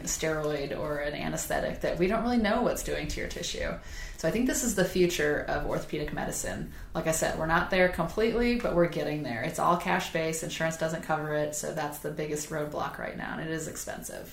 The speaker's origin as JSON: {"language": "English", "region": "Southern Illinois", "country": "United States", "tie": "born or raised there", "moved": "yes", "lives_now": "Charleston, United States", "said": "I grew up in Southern Illinois where everybody was from a farming area"}